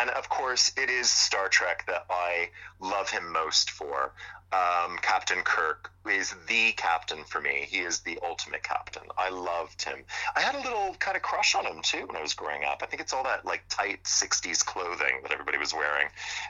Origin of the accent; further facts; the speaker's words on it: Montreal, Quebec, Canada; moved away as an adult; now in United Kingdom; he's from my hometown, you know, Montreal.